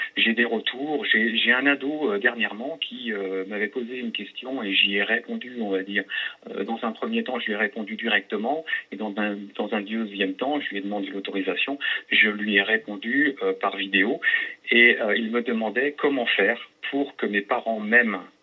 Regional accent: Vannes, Brittany, France; je suis de Vannes, hein, dans le Morbihan également

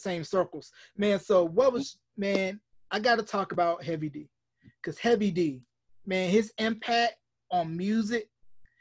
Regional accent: North Carolina, United States; my home state of North Carolina

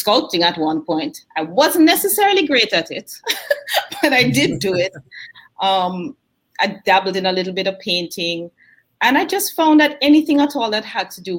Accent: Jamaica; moved away as an adult; also born or lived in Kingston, Jamaica / Montego Bay, Jamaica; now in United States; Born in Kingston, raised in Mandeville and Montego Bay, went back to Kingston for college

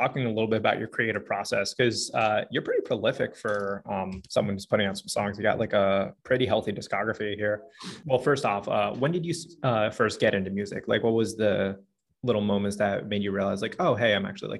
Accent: New Jersey, United States; I rep South Jersey

